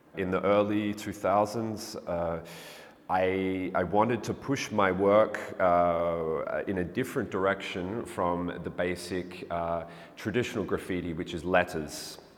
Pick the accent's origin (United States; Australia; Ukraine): Australia; Melbourne, Victoria; also born or lived in England; now in Berlin, Germany; I was born in England, but I grew up in Melbourne, Australia. Uh, I'm currently living in Berlin.